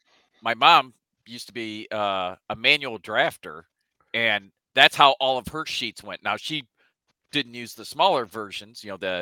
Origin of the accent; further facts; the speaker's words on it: United States; I'm American.